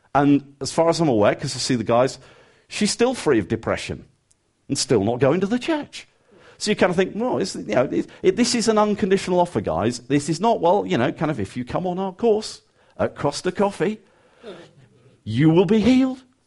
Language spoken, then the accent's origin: English; England, United Kingdom; even as an Englishman